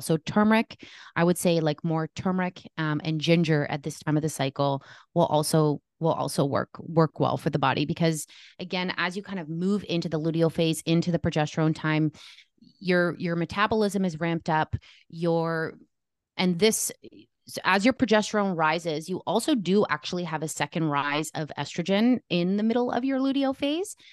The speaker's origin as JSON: {"language": "English", "country": "Canada", "said": "I am Canadian"}